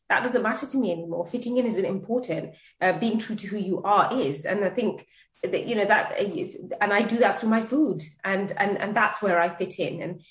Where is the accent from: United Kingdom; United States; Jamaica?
United Kingdom; I was born here and I grew up on British food, as in school dinners